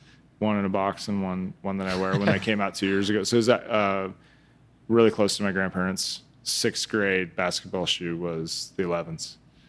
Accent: Midwest, United States; Like growing up in the Midwest, like he was influential.

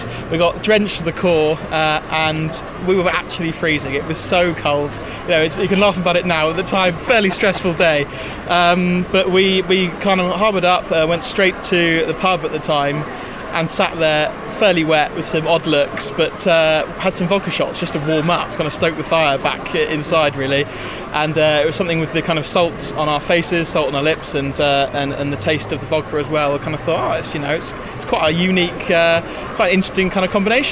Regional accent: Cornwall, South West England, United Kingdom; We come from Cornwall

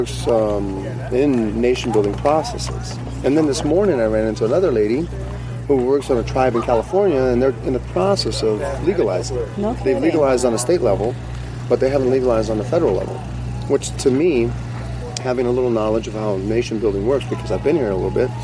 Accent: Brazil; moved away; also born or lived in Denver; I'm originally from Brazil, and I'm part of a tribe called the Quilombo de Palmares

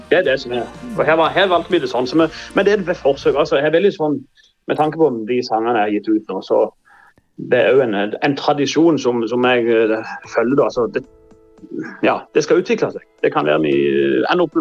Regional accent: Norway; accent: local Norwegian dialect of this district; på min dialekt

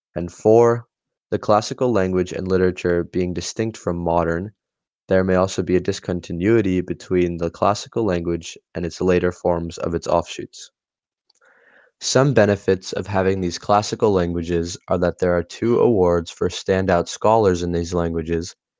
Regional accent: India; Being Indian, myself

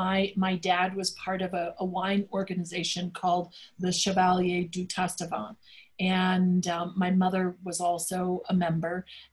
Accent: Dallas, Texas, United States; growing up in Dallas, my mother is the Texan. My dad was from Boston. And so my mother's family was from Fort Worth.

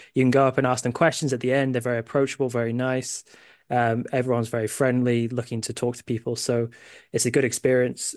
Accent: United Kingdom; I have U S family, but I'm a British

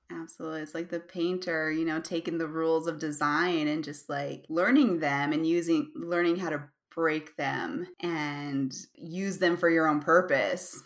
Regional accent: Utah, United States; I'm from Utah.

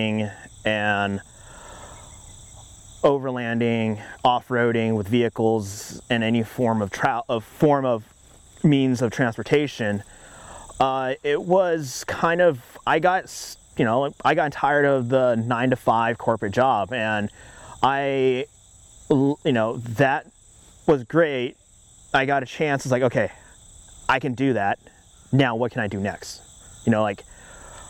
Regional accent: Orange County, California, United States; I am born and raised in Orange County, California

